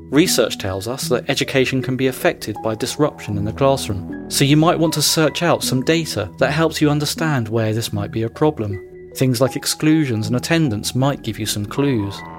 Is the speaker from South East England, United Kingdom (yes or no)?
yes; Brighton, South East England, United Kingdom; Where I grew up in Whitehawk